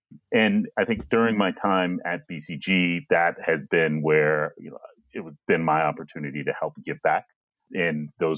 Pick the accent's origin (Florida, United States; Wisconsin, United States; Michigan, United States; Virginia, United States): Virginia, United States; I grew up in Virginia, so I grew up in the South. My dad was in the military. My mom was a teacher. Both of them were first-generation college students